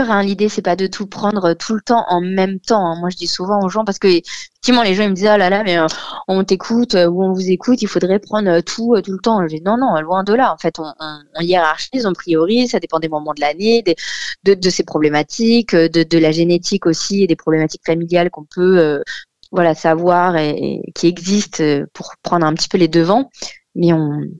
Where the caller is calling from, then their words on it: Aulnay-sous-Bois, Île-de-France, France; Chez moi, à Aulnay, euh, dans mon petit 93.